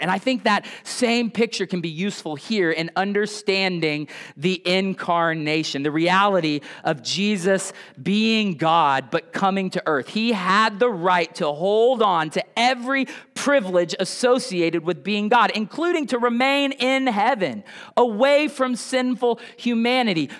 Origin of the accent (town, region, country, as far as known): United States